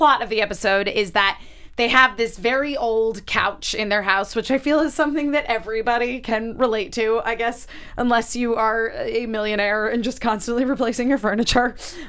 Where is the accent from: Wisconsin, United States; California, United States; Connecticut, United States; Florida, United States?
Connecticut, United States; growing up in Connecticut.